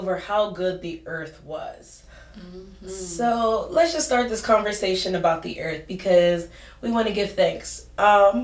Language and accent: English; New Kensington, Pennsylvania, United States; also born or lived in Pittsburgh; now in St. Louis, United States; I have lived in St. Louis the past 2 years, and I am from New Kensington by way of Pittsburgh